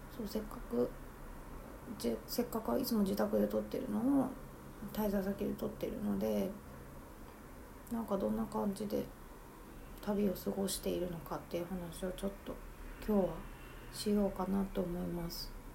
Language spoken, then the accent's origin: Japanese; Tokyo, Japan; 私はずっと東京生まれなので